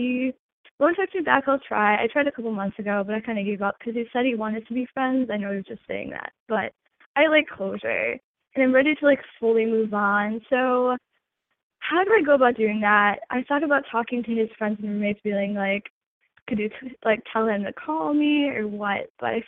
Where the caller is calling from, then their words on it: Michigan, United States; I'm 21, and I'm calling from Michigan.